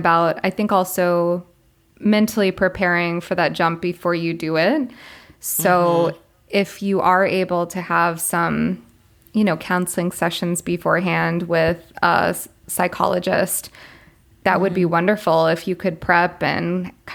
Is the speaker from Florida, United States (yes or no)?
yes; Florida, United States; moved away as an adult; also born or lived in Colombia / Korea / China; I'm from Florida